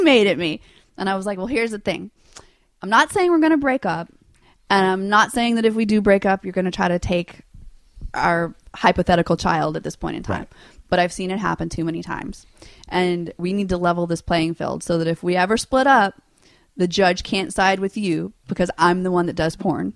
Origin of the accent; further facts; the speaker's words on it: Louisiana, United States; I grew up in Louisiana with no money